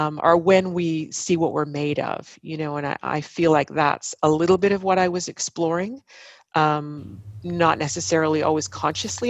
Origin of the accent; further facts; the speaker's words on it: Ottawa, Ontario, Canada; these sights and sounds and smells of my hometown